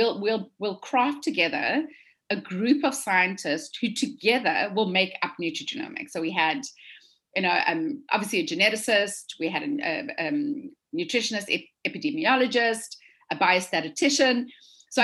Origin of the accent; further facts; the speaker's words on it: South Africa; moved away as an adult; now in United States; from South Africa. I'm a dietitian